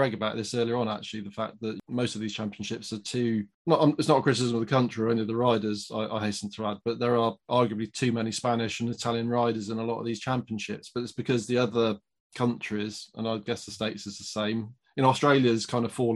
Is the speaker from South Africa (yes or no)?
no; United Kingdom; a British person